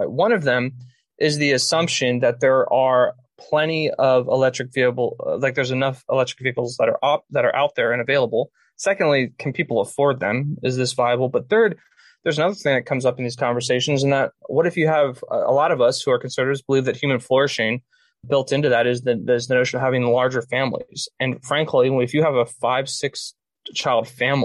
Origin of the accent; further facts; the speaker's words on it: Pennsylvania, United States; I'm from Pennsylvania